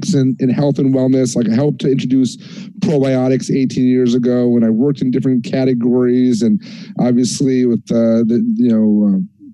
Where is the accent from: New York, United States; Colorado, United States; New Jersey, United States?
New York, United States; being a New Yorker myself